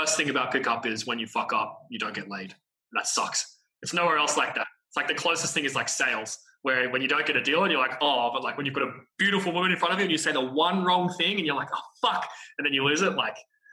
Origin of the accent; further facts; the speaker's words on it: Australia; being Australian